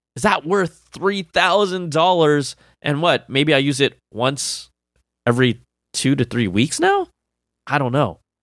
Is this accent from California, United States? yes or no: yes; Sunnyvale, California, United States; I was born and raised in the Sunnyvale, Cupertino area